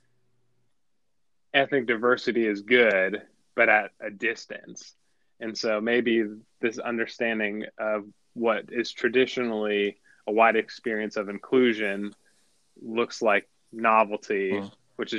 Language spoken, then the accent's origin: English; South Florida, United States; I grew up in South Florida.